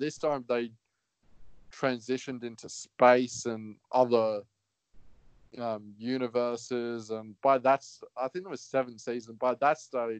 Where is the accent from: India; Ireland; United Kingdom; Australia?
Australia